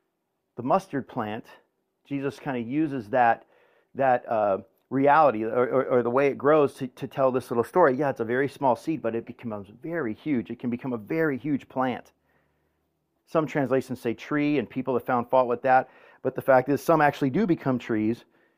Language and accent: English; Woodland Hills, California, United States; You know, I grew up in Woodland Hills, and I grew up Sicilian